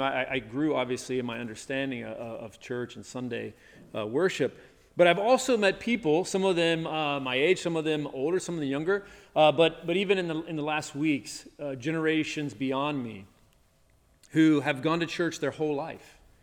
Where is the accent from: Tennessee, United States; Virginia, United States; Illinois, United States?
Tennessee, United States; when I was growing up in the South, in Tennessee